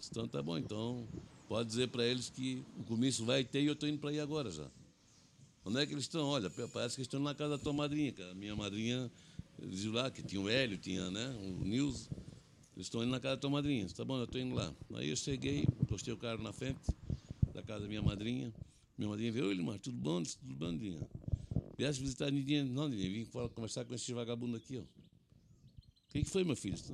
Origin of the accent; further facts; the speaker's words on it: Blumenau, Santa Catarina, Brazil; A turma dizia, uhum. pô, chegou o Blumenauense e é MDBista.